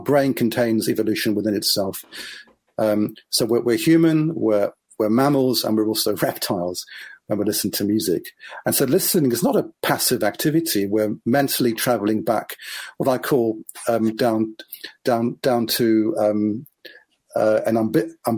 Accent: Israel; I grew up in Israel

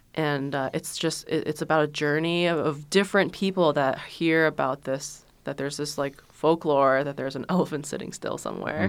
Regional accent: China; moved away; I was born in China as the one child.

